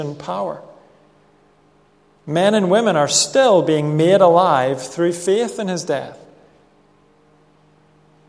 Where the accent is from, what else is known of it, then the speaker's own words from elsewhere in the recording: Northern Ireland, United Kingdom; I grew up in Northern Ireland